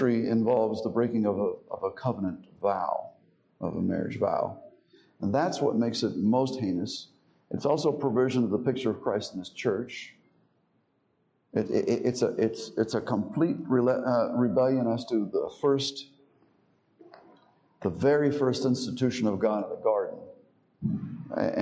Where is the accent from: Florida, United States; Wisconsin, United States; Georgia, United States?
Florida, United States; Miami; Growing up in Miami, I had Protestant friends